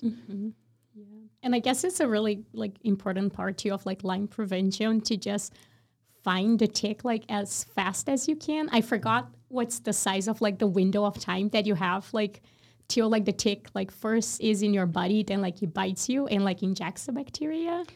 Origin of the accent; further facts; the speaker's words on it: Brazil; moved away; I'm from Brazil